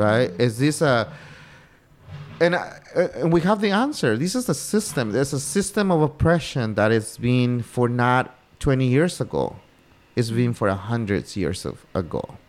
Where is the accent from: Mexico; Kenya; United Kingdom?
Mexico; Oaxaca; moved away as an adult; also born or lived in Oxnard, Ventura County, California; I didn't know I was different just to be from the state of Oaxaca